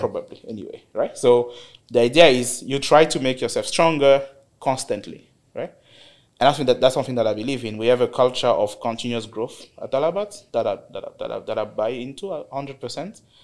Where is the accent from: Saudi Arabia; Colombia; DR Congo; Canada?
DR Congo; moved away as an adult; also born or lived in South Africa; now in United Arab Emirates; I'm from Congo, DRC. Um, actually started my career there. So I finished university in DRC in 2013